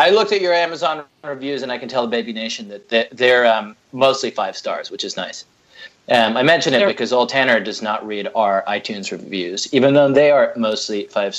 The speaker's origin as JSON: {"language": "English", "country": "United Kingdom", "said": "I'm British"}